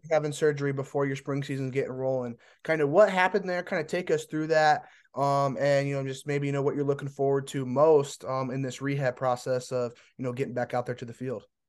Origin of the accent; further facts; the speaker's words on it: Indiana, United States; I'm from Indiana